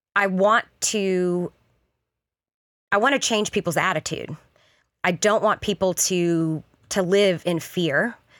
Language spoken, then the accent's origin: English; the South, United States; moved away as an adult; now in Kansas City, United States; I grew up in the South, born and raised, but this is, Kansas City is home